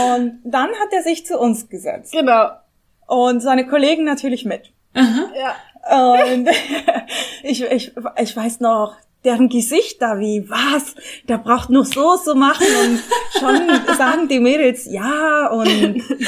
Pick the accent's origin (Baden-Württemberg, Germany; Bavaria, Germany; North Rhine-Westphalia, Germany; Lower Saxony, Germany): North Rhine-Westphalia, Germany; Bonn; now in Mannheim, Germany; Ich bin Bonnerin